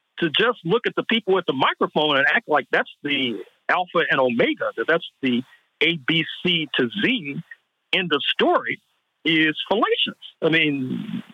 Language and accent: English; St. Louis, Missouri, United States; my hometown of St. Louis, Missouri